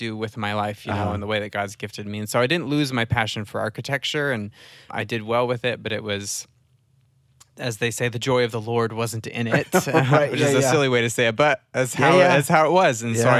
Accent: Iowa, United States; So I grew up in Central Iowa.

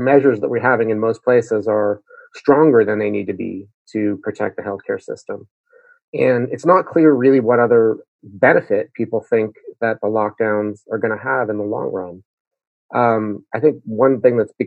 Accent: Montreal, Quebec, Canada; moved away; I grew up in Montreal

